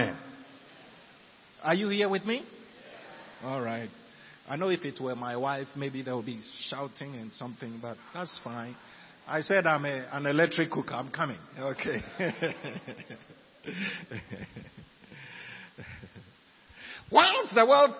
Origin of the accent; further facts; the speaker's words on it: Ghana; we're Ghanaians, we are in Ghana